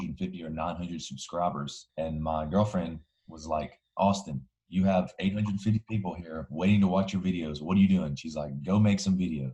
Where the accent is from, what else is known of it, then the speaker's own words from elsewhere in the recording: Alabama, United States; moved away as an adult; I'm originally from Alabama, if you can't already tell from the accent.